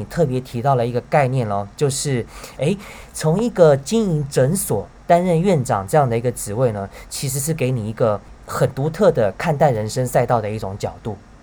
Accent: Taiwan; 大家一听到我是台湾来的

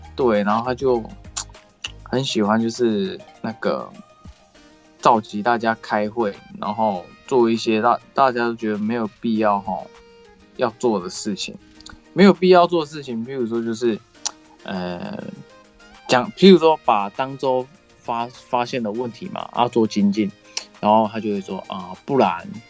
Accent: Taiwan; 我们台湾人

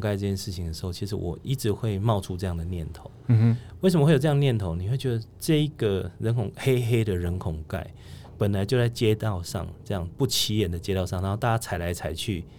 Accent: Kaohsiung, Taiwan; 那我也不瞒各位讲说，其实我是高雄人，嗯哼。我的我我我是高雄出生，高雄长大，嗯哼。然后当然到北部读书，在北部工作。

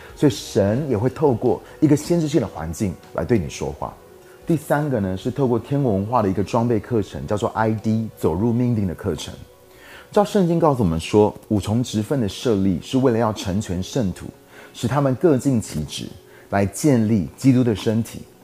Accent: Taiwan; 我在台湾最大的教会当中长大，也是台湾最大教会的主任牧师的儿子

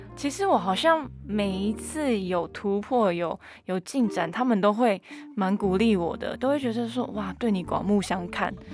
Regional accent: Miaoli County, Taiwan; first language Hakka; moved away; 我现在会讲客家话，会唱客家歌，我其实是为了这张专辑有回到苗栗三年的时间

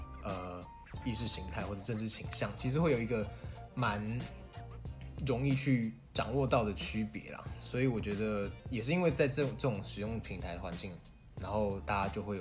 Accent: Kaohsiung, Taiwan; 我们都是高雄人

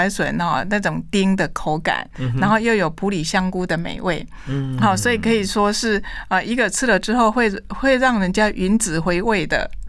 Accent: Taiwan; 我们台湾人

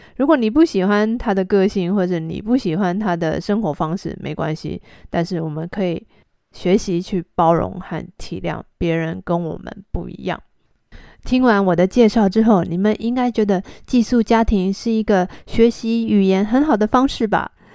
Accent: Taiwan; 我是台湾人

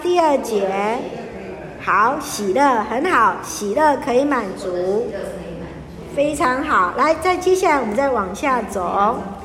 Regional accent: Taiwan; 像我们在被日本统治的时候，有没有皇民化运动？好，台湾人就是次等的

